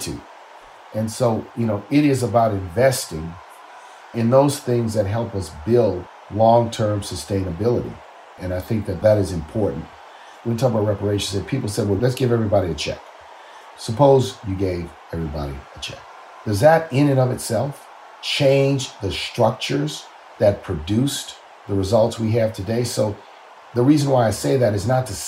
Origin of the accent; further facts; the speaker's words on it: New Orleans, Louisiana, United States; when I was growing up in New Orleans